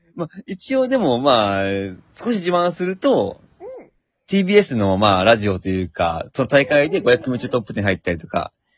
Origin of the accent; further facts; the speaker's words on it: Shizuoka, Japan; 私は静岡県民だからね